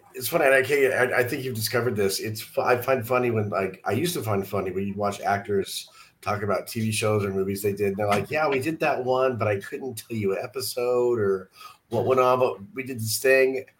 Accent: San Diego, California, United States; now in Missouri, United States; I'm from San Diego

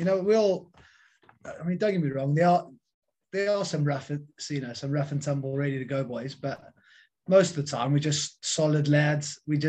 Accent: South Africa; now in Wales, United Kingdom; basically when I came over from South Africa, end of November 2000, I joined Newport Youth, and Matthew was my first ever rugby captain in the UK and in Wales.

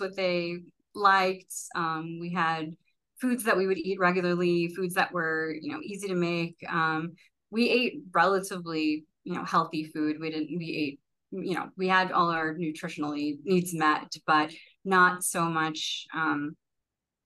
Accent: New York City, New York, United States; I'm born and raised in Brooklyn

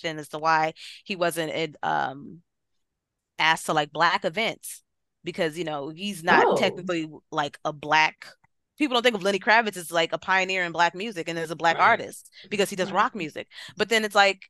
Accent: United States; we're just Black Americans

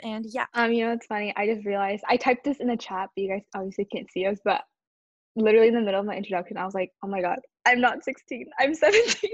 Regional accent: Washington, United States; like Claire, I'm also from Washington State

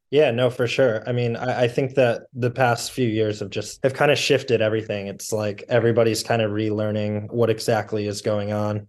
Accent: Toledo, Ohio, United States; born and raised in Toledo, Ohio, and, uh, have lived here all my life

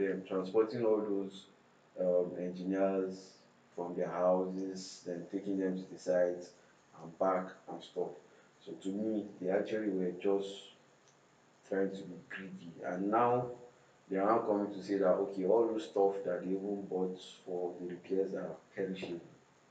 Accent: Jos, Plateau, Nigeria; also born or lived in Abuja; now in Lagos, Nigeria; I was born in Jos

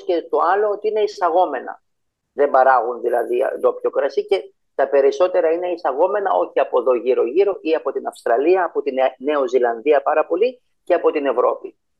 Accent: Greece; also born or lived in Cyprus; now in Malaysia; Είμαι από την Ελλάδα έτσι, γεννημένο στην Ελλάδα

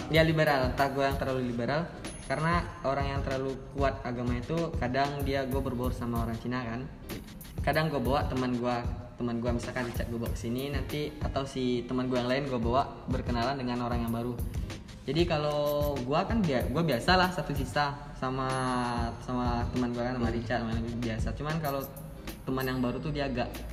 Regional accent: Padang, West Sumatra, Indonesia; gue asli Padang Nias

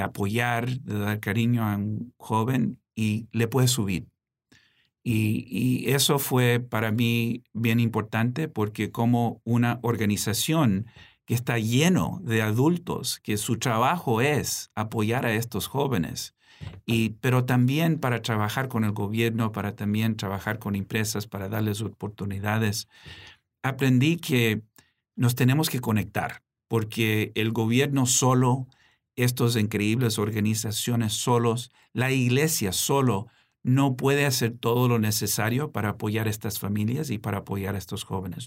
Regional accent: Washington, Maryland, United States; also born or lived in Gaithersburg / Silver Spring / Bethesda / Mexico City; creciendo aquí en Washington

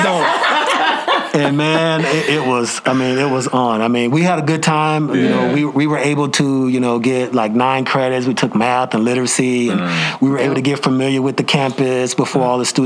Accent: Montgomery, Alabama, United States; moved away as an adult; now in Ames, Iowa, United States; I'm originally from Montgomery, Alabama

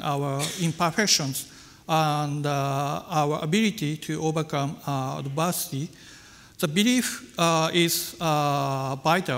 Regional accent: Aizu, Fukushima, Japan; English is a second language; also born or lived in Tokyo; my hometown, which was long been famous for its traditional Japanese craft lacquerware

